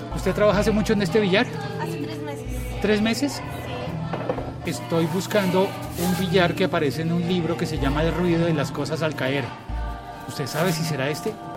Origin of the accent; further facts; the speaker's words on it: Colombia; una realidad que a mí me tocó de niño, pero que gracias a Dios ya no existe en mi país